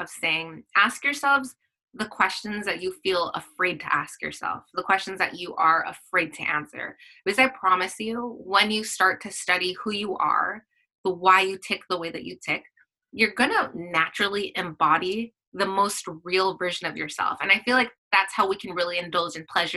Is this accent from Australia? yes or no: no; Philippines; I'm Filipino